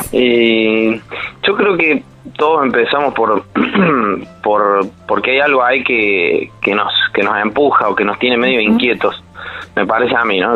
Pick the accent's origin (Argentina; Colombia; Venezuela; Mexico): Argentina; Córdoba; como buen cordobés bastante sociable